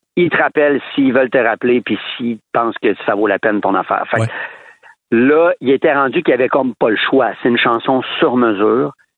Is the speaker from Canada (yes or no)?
yes; Quebec City, Quebec, Canada; moi, on vient de Québec